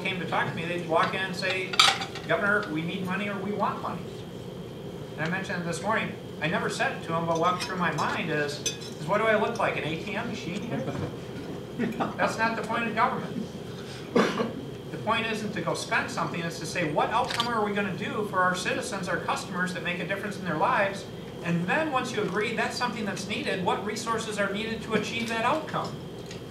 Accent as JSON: {"language": "English", "town": "Battle Creek", "region": "Michigan", "country": "United States", "tie": "born or raised there", "said": "I grew up in Battle Creek"}